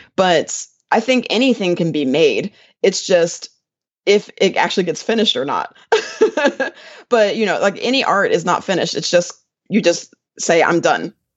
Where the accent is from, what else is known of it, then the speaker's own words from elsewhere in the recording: Willingboro, New Jersey, United States; now in Atlanta, United States; I actually grew up in New Jersey. I was from a little town in South Jersey called Willingboro, New Jersey